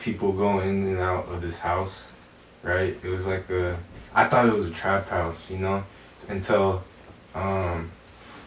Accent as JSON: {"language": "English", "town": "West Jordan", "region": "Utah", "country": "United States", "said": "I'm from West Jordan"}